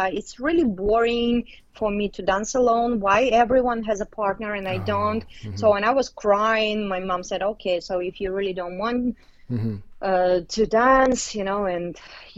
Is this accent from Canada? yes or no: no; Tashkent, Uzbekistan; English is a second language; moved away; I was born in Uzbekistan, and in Tashkent.